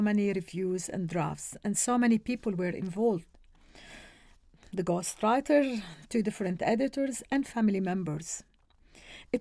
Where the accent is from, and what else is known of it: Beirut, Beirut Governorate, Lebanon; born or raised there; English is a second language; now in Australia